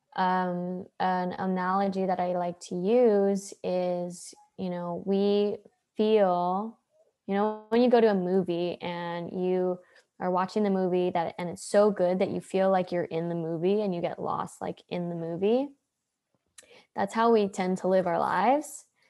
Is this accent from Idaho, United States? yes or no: no; Hawaii, United States; now in San Diego, United States; I grew up in Hawaii